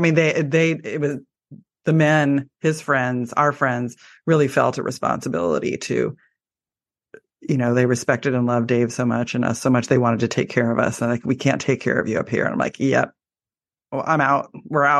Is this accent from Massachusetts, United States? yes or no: no; Portland, Oregon, United States; I live in Oregon and I am from the Portland area